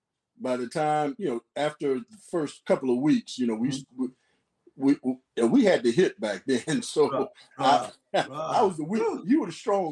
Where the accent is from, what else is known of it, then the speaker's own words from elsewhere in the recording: Gainesville, Florida, United States; I'm from Gainesville, as you said, and born and raised.